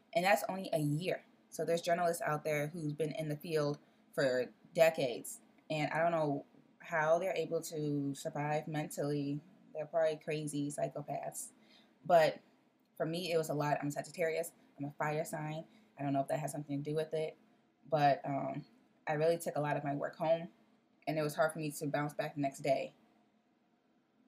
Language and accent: English; Chicago, Illinois, United States; also born or lived in Decatur, Illinois; I'm from Chicago